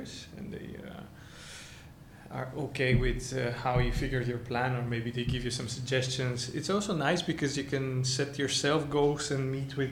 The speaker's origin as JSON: {"language": "English", "country": "Bulgaria", "tie": "born or raised there", "moved": "as an adult", "said": "I come from Bulgaria, from an applied arts high school"}